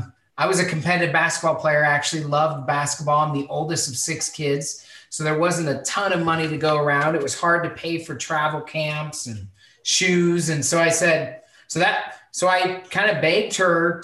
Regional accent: Spokane, Washington, United States; I grew up in Spokane, Washington

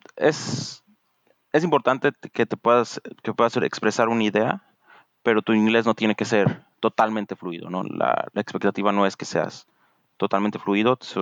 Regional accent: Morelia, Michoacán, Mexico; moved away as an adult; now in Redmond, United States; en el TEC de Monterrey, Campus Morelia, donde crecí, toda mi vida crecí en Morelia

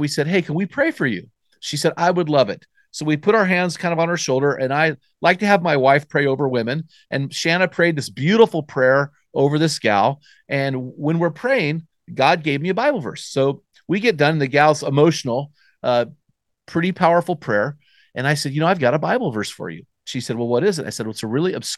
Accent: United States; accent: American; our American accent

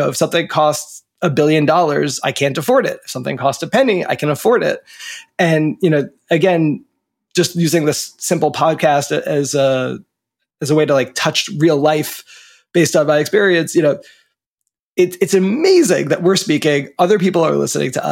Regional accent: New Jersey, United States; moved away; also born or lived in Washington, D.C. / Basque Country, Spain / San Francisco; I grew up in New Jersey, right near the ocean, and just you know, the beach where the land hits the water.

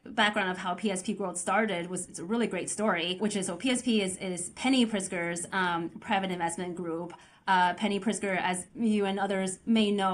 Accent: Oregon, United States; also born or lived in Beijing, China; our family immigrated to Oregon when I was 9 years old

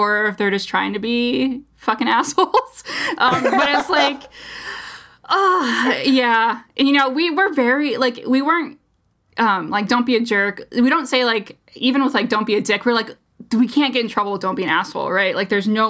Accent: United States; as an American, through and through

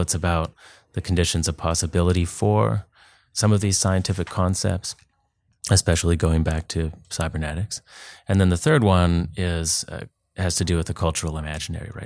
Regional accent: Duncan, British Columbia, Canada; moved away as an adult; also born or lived in Vancouver / Texas / New England; I grew up on Vancouver Island, lived in Vancouver for ten years, and then moved to the States, Texas, New England.

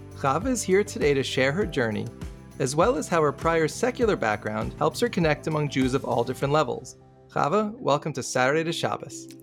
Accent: New City, New York, United States; I grew up in Rockland County, New York, in a town called New City

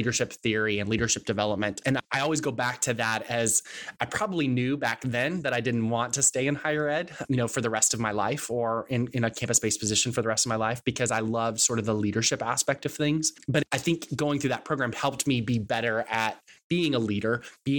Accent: Texas, United States; I'm from Texas. We have our own version of language.

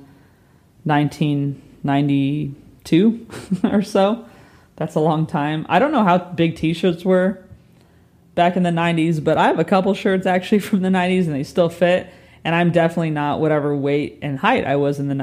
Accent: Southern California, United States; moved away as an adult; also born or lived in New York / Dallas; now in London, United Kingdom; I'm from California. I grew up in Southern California

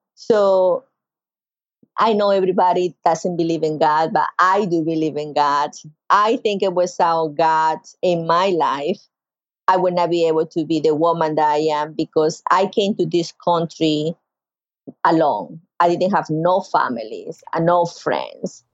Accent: Carúpano, Sucre, Venezuela; now in North Carolina, United States; I grew up in Venezuela in Sucre State yo soy de Carúpano, yo soy de la costa, I am from the coast.

